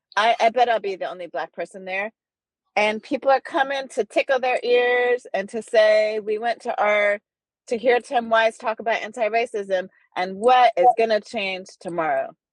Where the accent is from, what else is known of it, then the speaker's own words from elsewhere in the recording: Netherlands; now in United States; I grew up in the Netherlands during apartheid